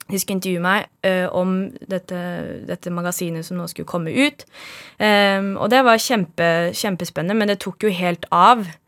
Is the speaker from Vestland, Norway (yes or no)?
no; Oslo, Norway; also born or lived in Bjerke, Oslo; Jeg er født på Bjerke på Linderud i Bjerke bydel, og så flyttet vi til Høybråten da jeg var ett eller to år gammel. Og så har jeg vokst opp i samme samme firemannsboligen siden.